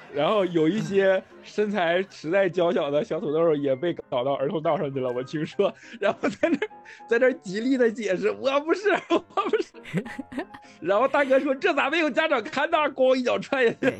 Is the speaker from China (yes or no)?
yes; Northeast China, China; 我们东北孩子